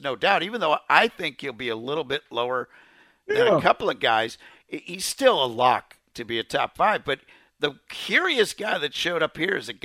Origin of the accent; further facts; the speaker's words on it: Chicago, Illinois, United States; I am from Chicago